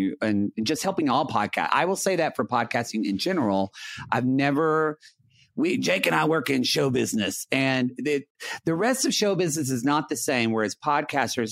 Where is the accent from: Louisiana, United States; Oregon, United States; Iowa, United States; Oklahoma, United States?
Oklahoma, United States; moved away; I was from Oklahoma.